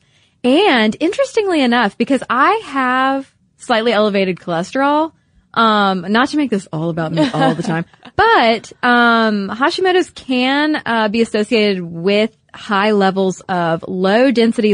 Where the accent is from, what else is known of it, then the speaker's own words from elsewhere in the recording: United States; us, being American women